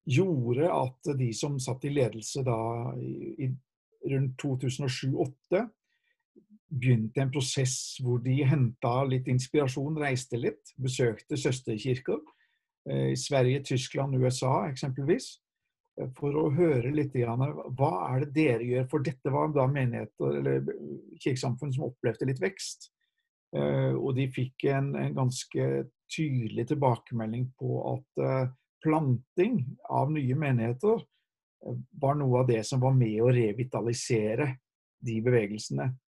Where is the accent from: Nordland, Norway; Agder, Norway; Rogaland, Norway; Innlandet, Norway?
Rogaland, Norway; Haugesund; also born or lived in Japan; Hun fra Trondheim og jeg har vokst opp i Haugesund, selv om det ikke høres sånn ut. Eh, vi hadde vært misjonærer i Japan i tolv år